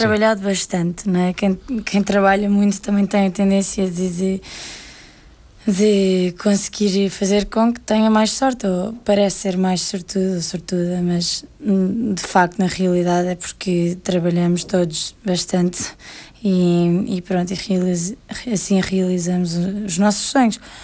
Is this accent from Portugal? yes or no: yes; Portugal; moved away as an adult; now in England, United Kingdom; Saí de Portugal aos 18 anos